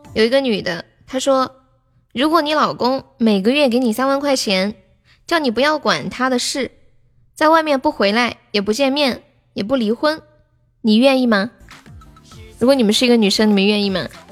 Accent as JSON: {"language": "Chinese", "region": "Sichuan", "country": "China", "accent": "Sichuanese", "said": "我们四川话"}